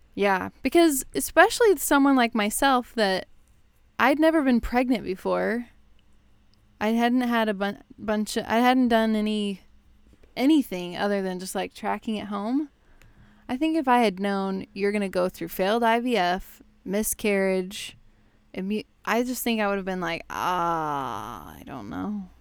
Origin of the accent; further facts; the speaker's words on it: Texas, United States; now in Chicago, United States; I moved to Chicago, obviously. I grew up in Texas